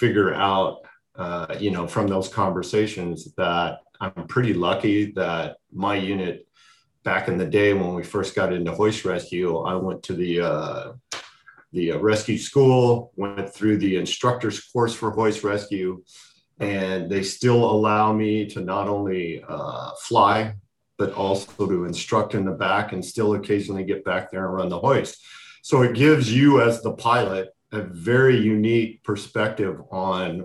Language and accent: English; San Diego, California, United States; born or raised there